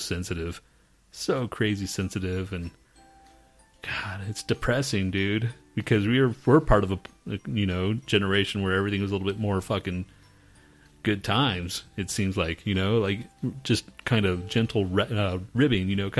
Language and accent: English; Texas, United States; we grew up in Texas, too